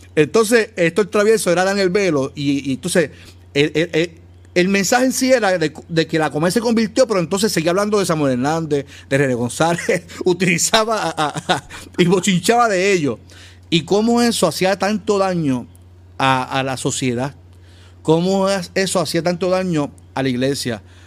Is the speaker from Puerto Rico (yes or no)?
yes; Carolina, Puerto Rico; yo soy de área metro, soy natural de Carolina